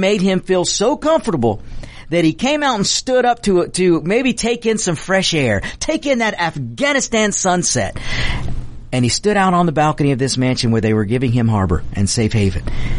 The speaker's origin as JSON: {"language": "English", "country": "United States"}